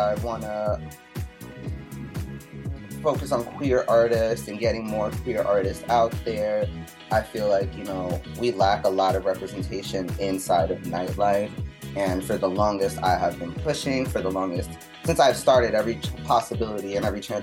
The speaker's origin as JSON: {"language": "English", "town": "New York City", "region": "New York", "country": "United States", "tie": "born or raised there", "said": "I'm from New York City. And growing up in high school and middle school, we would have house parties"}